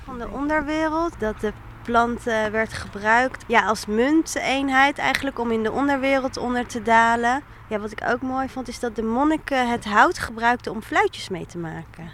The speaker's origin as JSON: {"language": "Dutch", "town": "The Hague", "region": "South Holland", "country": "Netherlands", "also_born_or_lived": "Rotterdam", "said": "ik kom uit Den Haag"}